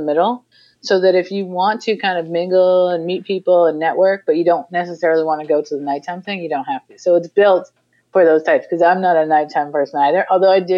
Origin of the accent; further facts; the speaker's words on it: Massachusetts, United States; moved away as an adult; also born or lived in Brooklyn, New York; I'm originally from the East Coast, from Massachusetts